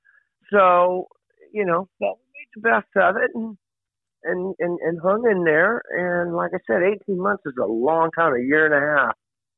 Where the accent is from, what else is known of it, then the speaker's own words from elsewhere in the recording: Oklahoma, United States; I'm a country boy at heart too. So growing up in Oklahoma, man, I got …, …, ….